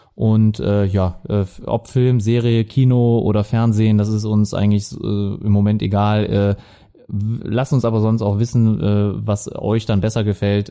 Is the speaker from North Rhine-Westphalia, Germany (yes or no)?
yes; Viersen, North Rhine-Westphalia, Germany; accent: Lower Rhine; now in Mönchengladbach, Germany; ich komme aus Viersen, äh, also gebürtig am Niederrhein und äh, meistens hört man das auch am Akzent